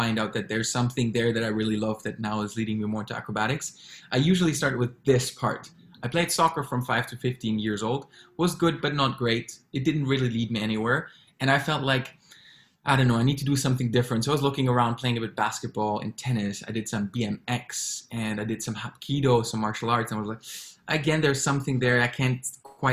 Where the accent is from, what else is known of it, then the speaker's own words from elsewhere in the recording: Frankfurt, Hesse, Germany; moved away as an adult; also born or lived in Berlin / Singapore; now in Hong Kong; having grown up in Germany, I always felt drawn to be somewhere else but my hometown, which is Frankfurt